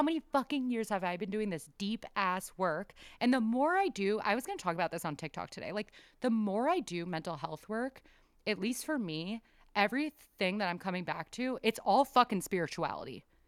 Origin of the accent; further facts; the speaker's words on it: San Diego, California, United States; also born or lived in Bay Area, California; I am from San Diego, lived in San Diego, but lived up in the Bay Area for a while